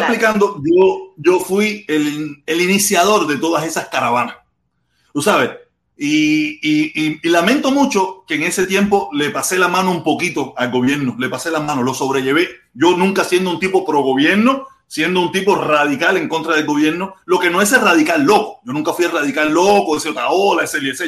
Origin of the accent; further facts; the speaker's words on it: Cuba; moved away as an adult; yo me fui de Cuba hace casi 20 años